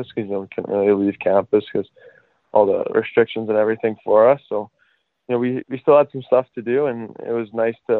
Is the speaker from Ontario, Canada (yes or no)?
no; Fort Saskatchewan, Alberta, Canada; we had an acreage just outside of Fort Saskatchewan when I was like 2 years old